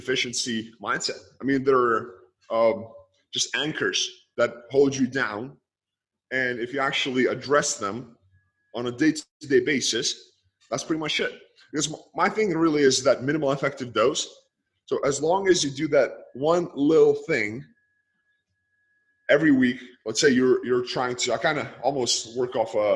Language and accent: English; Lithuania; born or raised there